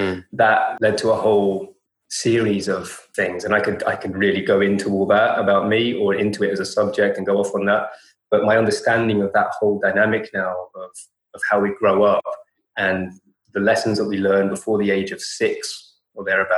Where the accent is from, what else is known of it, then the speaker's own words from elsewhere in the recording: London, United Kingdom; London my whole life.